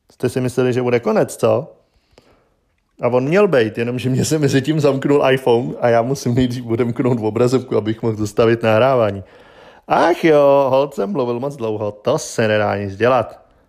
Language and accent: Czech; Czechia; my u nás v Čechách